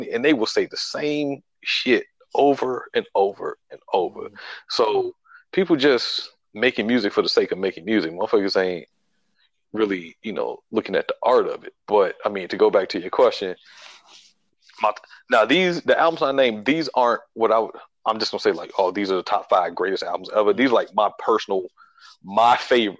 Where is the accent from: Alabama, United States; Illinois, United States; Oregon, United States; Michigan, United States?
Illinois, United States; Chicago; growing up in Chicago